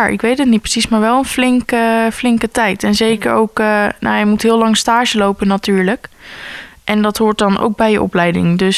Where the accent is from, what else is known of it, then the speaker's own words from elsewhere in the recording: Gorinchem, South Holland, Netherlands; born there; Ik ben in Gorkum geboren